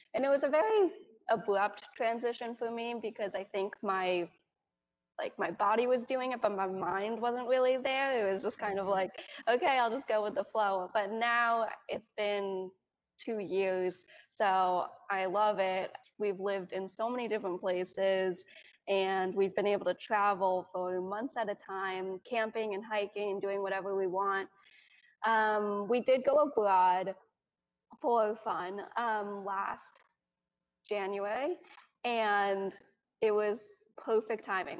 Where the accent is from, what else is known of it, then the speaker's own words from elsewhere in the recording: Bedford, New York, United States; moved away as an adult; also born or lived in Ganzhou, Jiangxi, China / Colorado; now in South Carolina, United States; I grew up in Bedford, New York, which is a suburb out of New York City, and it was it was everything I knew